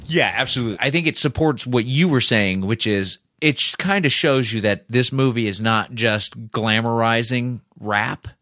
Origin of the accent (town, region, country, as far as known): Indianapolis, Indiana, United States; born or raised there